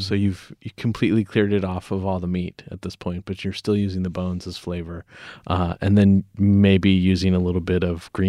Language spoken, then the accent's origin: English; Whittier, California, United States; my hometown of Whittier, California